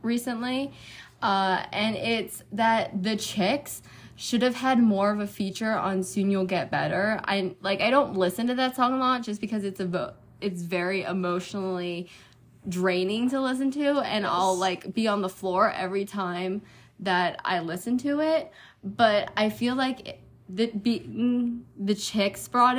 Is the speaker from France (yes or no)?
no; Pennsylvania, United States; moved away as an adult; now in Tennessee, United States; I'm originally from Pennsylvania